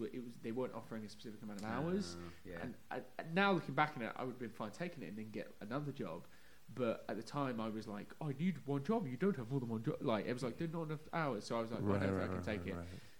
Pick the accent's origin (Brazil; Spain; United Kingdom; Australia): United Kingdom; moved away as an adult; also born or lived in London; now in United States; I'm not originally from London, I'm from just outside London, kind of like the equivalent of New Jersey to the city is where I'm from. But I moved to London when I was going to college